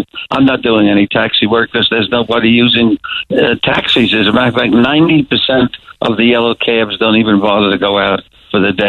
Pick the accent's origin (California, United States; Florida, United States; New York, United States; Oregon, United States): New York, United States